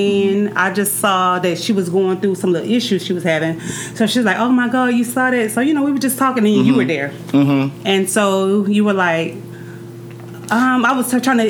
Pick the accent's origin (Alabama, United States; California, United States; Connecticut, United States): Alabama, United States; I'm actually from Alabama.